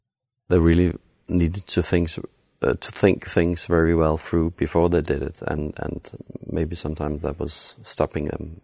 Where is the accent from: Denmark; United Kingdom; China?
Denmark; Herning, Central Denmark Region; I have to tell you, I grew up in Herning, in the middle of Jutland.